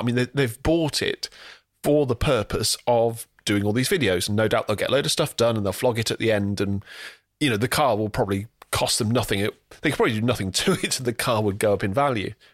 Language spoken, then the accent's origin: English; England, United Kingdom; we are British or English